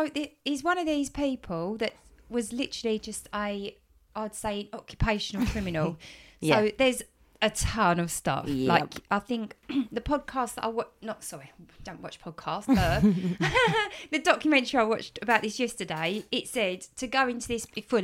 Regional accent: England, United Kingdom; Series, babe, we're English.

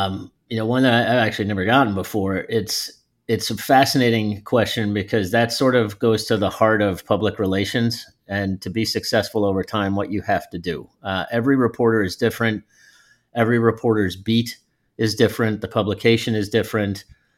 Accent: Northeast, United States; I came from the Northeast, so brought that Northeast sort of hardcore New York work ethic and style to the table.

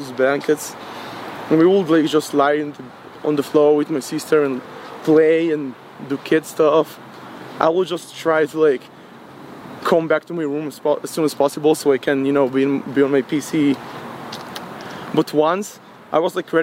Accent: Ashdod, Southern District, Israel; also born or lived in Rehovot; I was born and raised in Ashdod.

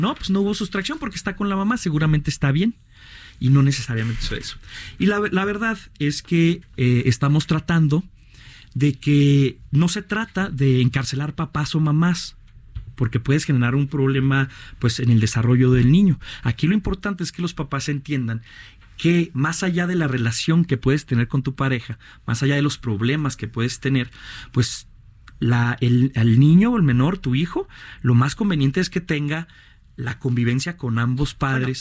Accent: Ciudad Juárez, Chihuahua, Mexico; yo soy oriundo de Ciudad Juárez

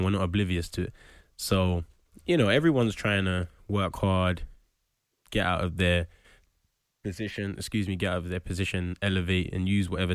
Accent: London, United Kingdom; also born or lived in Hackney; I was born in Hackney and moved to Tottenham when I was eight years old

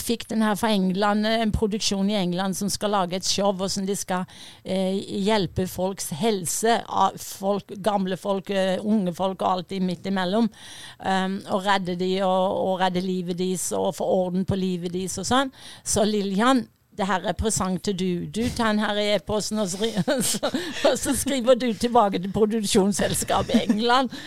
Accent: Fevik, Agder, Norway; moved away; also born or lived in United States; jeg vokste opp på Fevik

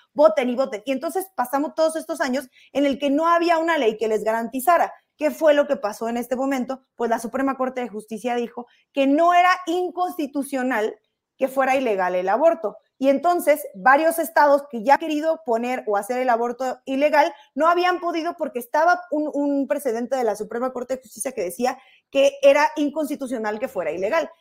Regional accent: Tijuana, Baja California, Mexico; yo soy de Tijuana

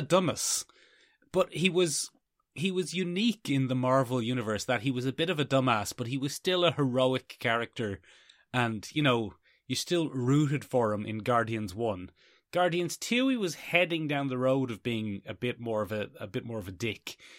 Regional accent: Ireland; We are Irish.

